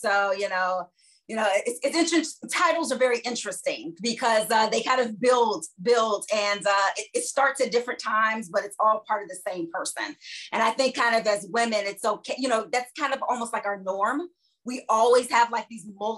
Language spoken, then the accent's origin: English; Chicago, Illinois, United States; also born or lived in Boston / Philadelphia; now in Washington, D.C., United States; my hometown is Chicago, Illinois